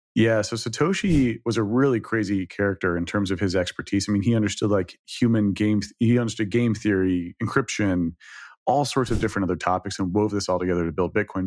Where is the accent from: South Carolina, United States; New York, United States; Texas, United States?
Texas, United States; Dallas; moved away; from Texas originally, I grew up in Dallas, twenty-five years in Dallas